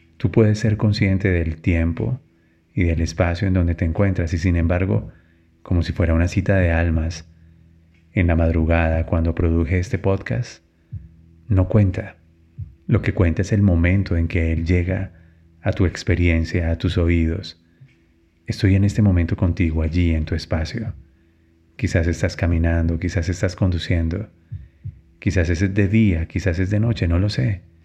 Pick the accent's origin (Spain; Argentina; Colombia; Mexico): Colombia; en mi país, en Colombia